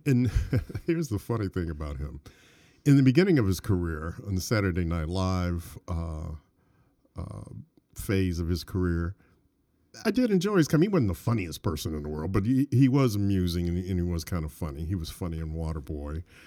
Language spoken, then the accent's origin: English; Detroit, Michigan, United States; I grew up in Detroit